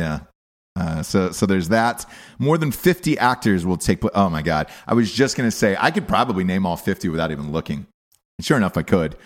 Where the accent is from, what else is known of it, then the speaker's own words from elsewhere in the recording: Atlanta, Georgia, United States; I'm from Atlanta